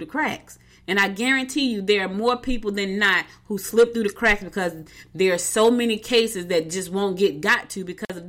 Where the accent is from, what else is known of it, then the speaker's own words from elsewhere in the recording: Newark, New Jersey, United States; also born or lived in Albany, Georgia; now in Georgia, United States; I was born in Albany, Georgia, but I was raised in Newark, and I've been back in Georgia for 7 years.